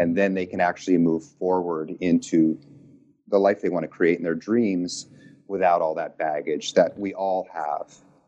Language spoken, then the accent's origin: English; New York, United States; moved away as an adult; also born or lived in Iowa / Nashville, Tennessee / Texas; I grew up on the East Coast, upstate New York. And then I kind of moved around a lot.